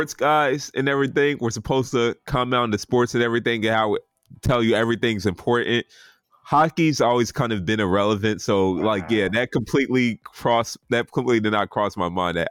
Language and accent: English; Atlanta, Georgia, United States; also born or lived in up north; I grew up in Atlanta, home of the Thrashers.